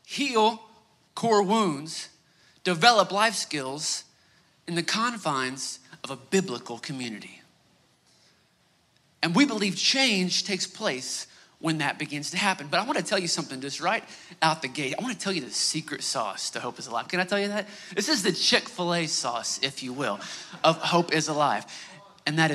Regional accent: Northeast Oklahoma, United States; We're both from Northeast Oklahoma

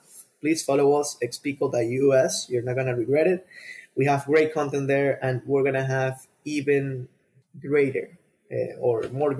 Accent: Venezuela; For sure, yeah, I for sure want to create partnerships over there in Venezuela. It's my home country, you know.

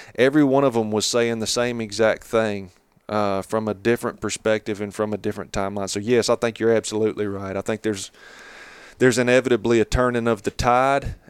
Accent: Catawba River Basin, North Carolina, United States; moved away as an adult; now in Jackson County, North Carolina, United States; I grew up down around the Catawba River Basin, you know, where all my family's been, you know, for forever

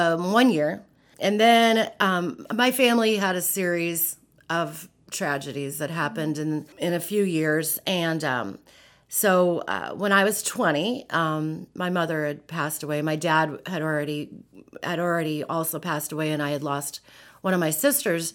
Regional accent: Antelope County, Nebraska, United States; I grew up in Antelope County, which is in the northeast portion of the state. I grew up on a dairy farm in the middle of nowhere

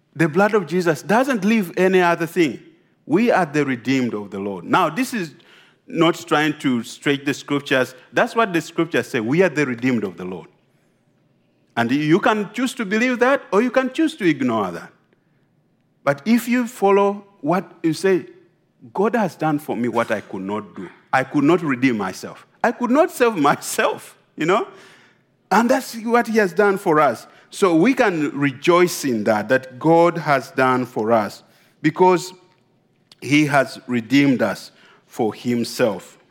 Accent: Uganda; I come from Uganda.

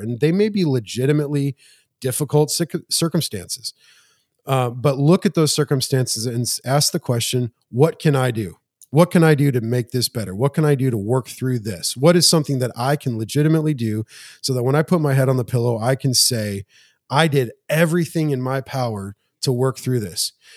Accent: Montana, United States; moved away; also born or lived in Spring Hill, Tennessee; I'm from Montana

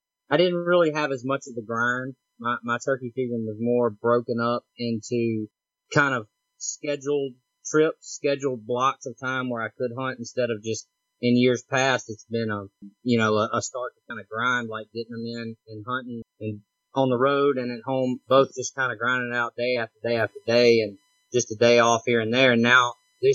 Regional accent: Mississippi, United States; now in Louisiana, United States; I live in Louisiana, but I'm right near the Mississippi border, and I'm from Mississippi.

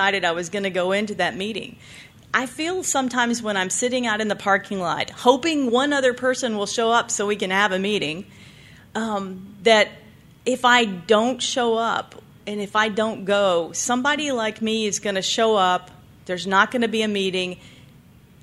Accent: the South, United States; now in Nevada, United States; I was from the South, and they take their religion real seriously down there

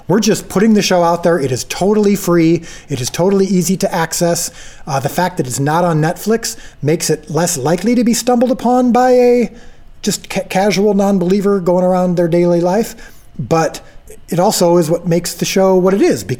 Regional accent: Illinois, United States; I'm from Illinois.

